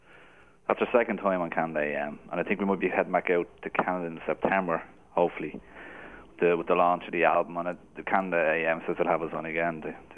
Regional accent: Dublin, Leinster, Ireland; We're all from Dublin. Yeah, it's myself and Keith are based in Dublin.

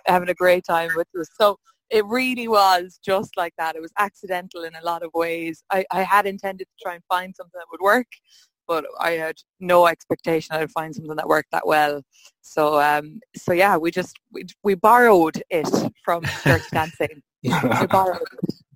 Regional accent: Hollymount, Connacht, Ireland; I'm from Hollymount best oh. little town in Mayo. It's between Claremorris and Ballinrobe, South Mayo.

